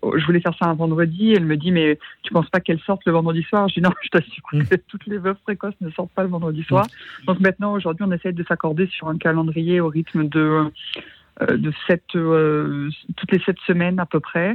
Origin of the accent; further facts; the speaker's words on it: Normandy, France; je suis originaire de Normandie